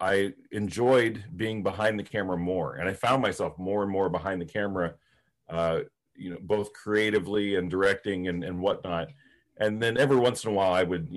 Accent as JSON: {"language": "English", "town": "Plainfield", "region": "Ohio", "country": "United States", "tie": "born or raised there", "also_born_or_lived": "Coshocton, Ohio / Westerville, Ohio", "said": "I grew up in Ohio. I grew up in Coshocton County, was born in Coshocton City, but grew up in the village, yes, the village of Plainfield"}